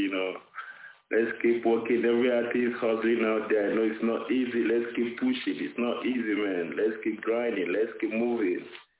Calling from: South Africa; I'm calling from Africa, South Africa.

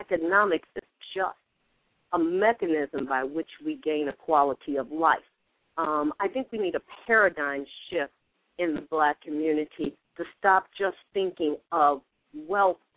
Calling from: Chicago, Illinois, United States; I'm calling from the Grand Crossing area here in Chicago.

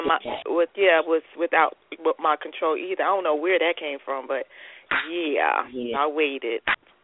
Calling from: North Carolina, United States; I'm calling from North Carolina.

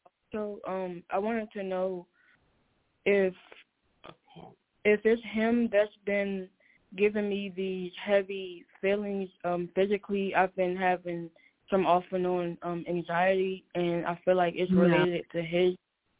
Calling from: Maryland, United States; 301-520-6072, Maryland.

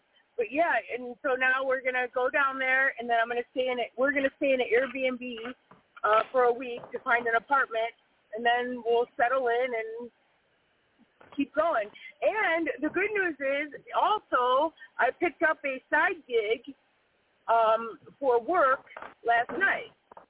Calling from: Wisconsin, United States; we are last day in Wisconsin. We leave tomorrow.

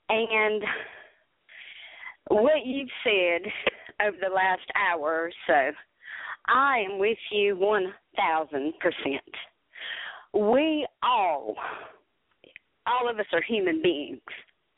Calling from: South Carolina, United States; I am calling from South Carolina.

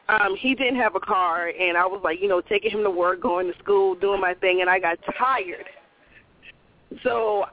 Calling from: Nashville, Tennessee, United States; calling from Nashville.

